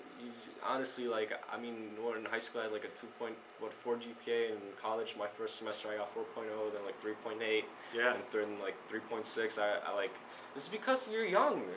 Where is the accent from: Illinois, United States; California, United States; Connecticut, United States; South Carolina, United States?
Illinois, United States; River Forest; I grew up in River Forest where everyone's rich